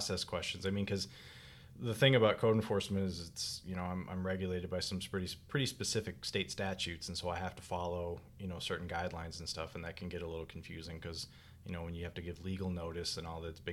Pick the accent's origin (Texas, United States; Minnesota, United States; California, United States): Minnesota, United States; moved away as an adult; also born or lived in Collier County, Florida; now in Green Cove Springs, United States; originally I'm from Minnesota. I'm sure you can tell by the accent